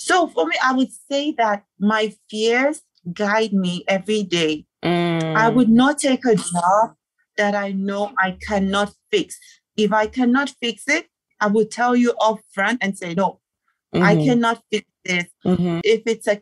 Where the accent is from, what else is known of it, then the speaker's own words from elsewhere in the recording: Nigeria; moved away as an adult; now in Gambia; I'm Nigerian and I'm in Gambia